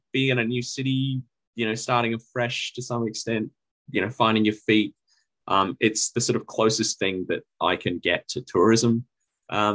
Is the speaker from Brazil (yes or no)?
no; Sydney, New South Wales, Australia; moved away as an adult; now in Melbourne, Australia; I grew up in Sydney